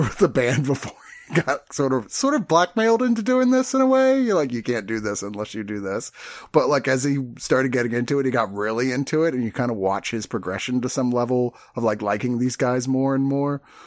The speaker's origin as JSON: {"language": "English", "region": "Virginia", "country": "United States", "tie": "born or raised there", "said": "I grew up in Virginia"}